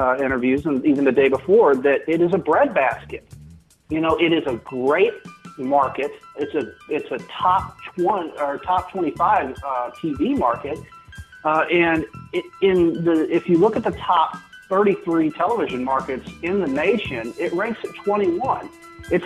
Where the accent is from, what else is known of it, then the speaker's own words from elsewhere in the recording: St. Louis, Missouri, United States; moved away as an adult; now in Springfield, United States; St. Louis is my home. It's my hometown